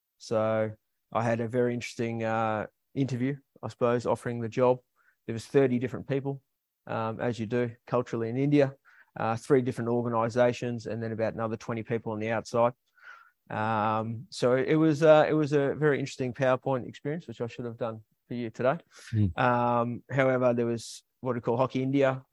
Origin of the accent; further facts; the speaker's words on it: Melbourne, Victoria, Australia; I'm originally from Melbourne